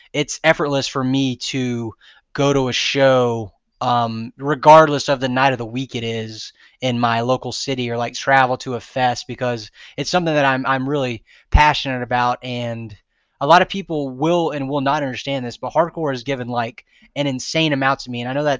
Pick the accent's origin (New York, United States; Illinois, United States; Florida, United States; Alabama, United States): Florida, United States; I'm from Florida. I'm gonna, you know, I can drive the FYA. It's not that far.